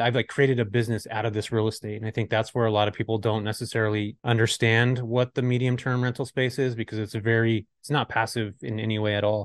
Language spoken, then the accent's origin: English; California, United States; I'm from California